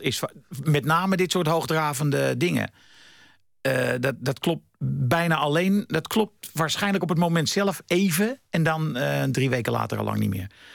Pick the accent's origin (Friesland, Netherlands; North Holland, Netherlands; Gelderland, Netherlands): North Holland, Netherlands; Amsterdam; ik kom uit Amsterdam-West. Dat is een soort lower class